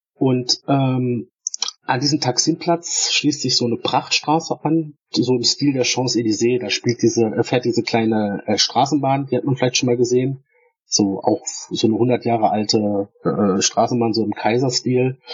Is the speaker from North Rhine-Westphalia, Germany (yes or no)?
no; Stuttgart, Baden-Württemberg, Germany; ich komme ja aus, aus dem Raum Stuttgart